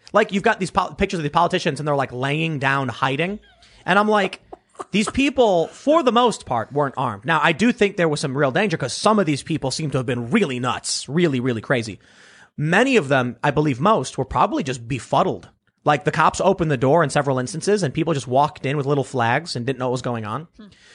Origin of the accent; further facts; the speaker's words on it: Chicago, Illinois, United States; And I was like, oh, no, I'm just from the South Side of Chicago.